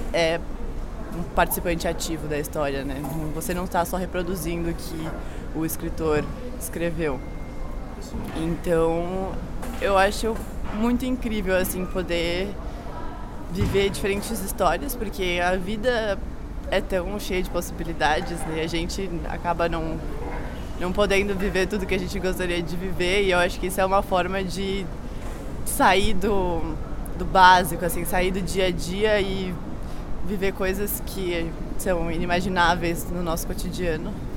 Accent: São Paulo, Brazil; sou de São Paulo

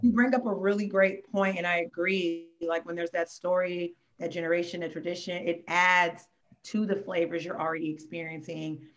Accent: Oakland, California, United States; also born or lived in Pittsburg, California; we're both from the Bay Area, but I'm like, you know, I, I got roots between Oakland and Pittsburgh

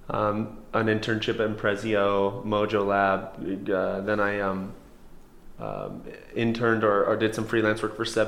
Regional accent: Coeur d'Alene, Idaho, United States; also born or lived in Seattle / Spokane; I grew up in Coeur d'Alene, moved around to Seattle, Spokane, stuff like that with my mom and dad

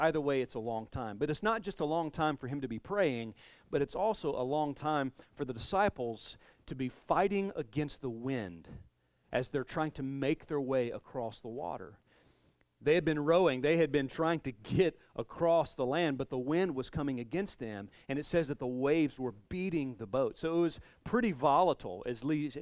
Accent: the South, United States; I'm from the South, so riled is a word

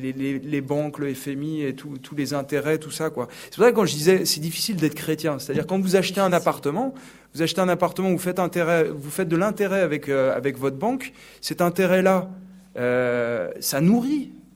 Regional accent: Sablé-sur-Sarthe, Pays de la Loire, France; moved away as an adult; now in Paris, France; je viens de Sablé-sur-Sarthe donc c'est une petite ville donc dans la Sarthe

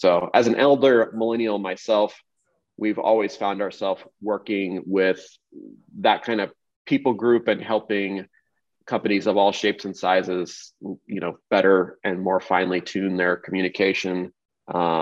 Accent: Kansas City, Missouri, United States; also born or lived in Los Angeles; I grew up in Kansas City

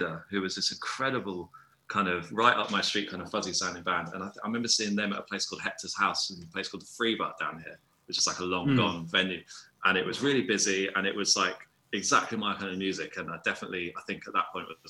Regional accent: Brighton, South East England, United Kingdom; also born or lived in London; So yeah, I grew up in Brighton, and I was here for all my like youth and stuff

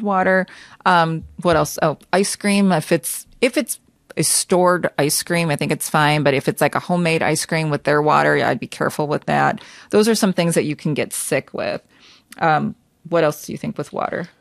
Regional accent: United States; I was born and raised in the United States

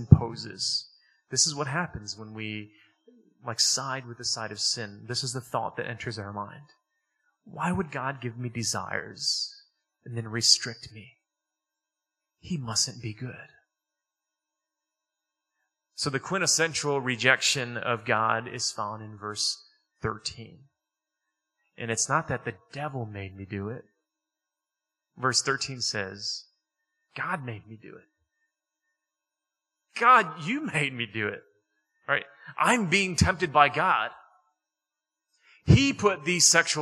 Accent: Detroit, Michigan, United States; I grew up in Detroit.

